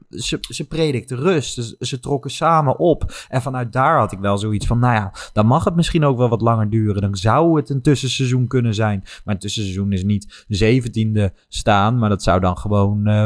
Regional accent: The Hague, South Holland, Netherlands; born there; Ik ben geboren in Den Haag en heb geen Ajax-DNA.

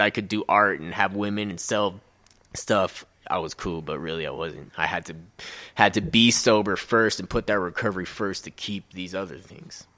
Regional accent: Colorado, United States; also born or lived in Utah; I've been raised in Colorado

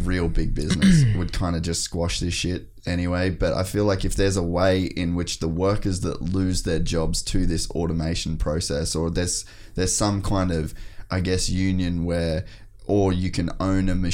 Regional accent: Australia; also born or lived in United States; as an Australian

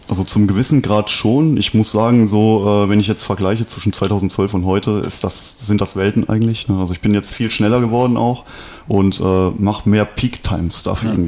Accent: Westerwald, Rhineland-Palatinate, Germany; bei uns im Westerwald

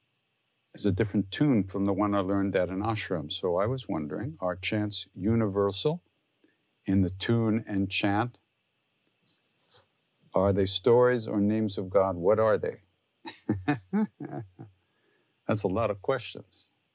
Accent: New York, United States; because I'm from Long Island, so I sing like I'm from Long Island.

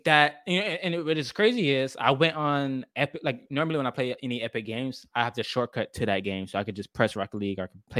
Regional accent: South Carolina, United States; I'm from South Carolina, North Carolina too.

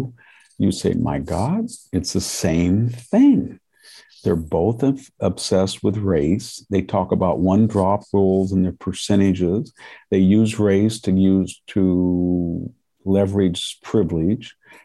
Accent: Central Valley, California, United States; I grew up in the Central Valley where there were a lot of Japanese American families.

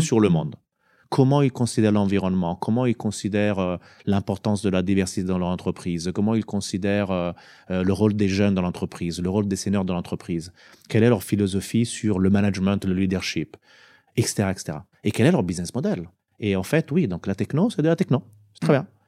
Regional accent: Italy; moved away; also born or lived in France; j'ai postulé euh, pour retourner justement dans mon pays parce que je me suis dit, eh ben, au bout de 17-18 ans de, carrière professionnelle, c'est quand même pas mal d'aller pouvoir contribuer avec tout ce que j'ai appris dans mon pays d'origine

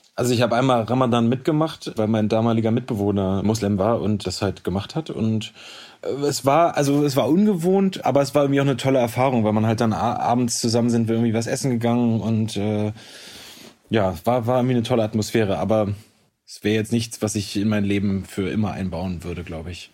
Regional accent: Hamburg, Germany; moved away; also born or lived in Potsdam; ich komme ja quasi aus Hamburg, ähm, habe da auch nach wie vor immer noch ein, ein Stück weit mein Zuhause

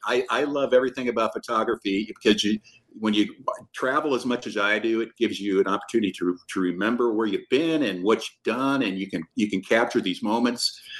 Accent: Omaha, Nebraska, United States; I'm from South Omaha

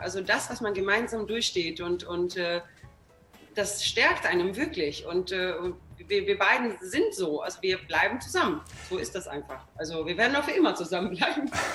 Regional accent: Sweden; now in Germany; ich komme aus Schweden

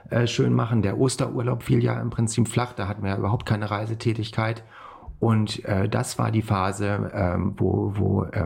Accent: Kassel, Hesse, Germany; ich bin ja äh, in Kassel aufgewachsen.

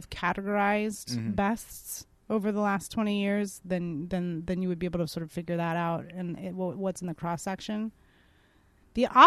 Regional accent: San Francisco, California, United States; moved away as an adult; also born or lived in New York; now in Los Angeles, United States; growing up in San Francisco, everybody sells weed

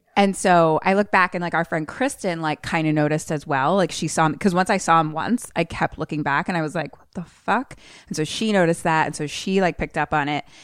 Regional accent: Philadelphia, Pennsylvania, United States; I grew up in Philly and I have lots of brothers

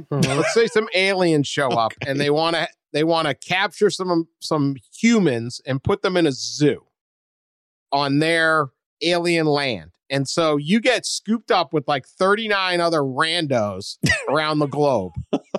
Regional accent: Port Lavaca, Texas, United States; another town. Port Lavaca. I grew up in Port Lavaca.

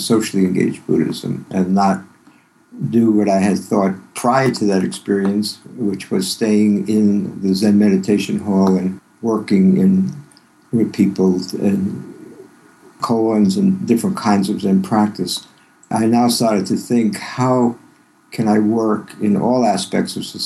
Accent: New York City, New York, United States; also born or lived in Yonkers, New York; I grew up in Brooklyn in a family that was Jewish progressive

